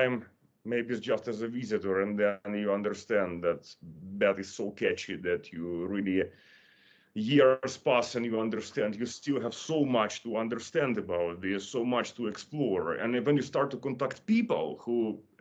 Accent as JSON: {"language": "English", "country": "Ukraine", "tie": "born or raised there", "said": "I was born in Ukraine."}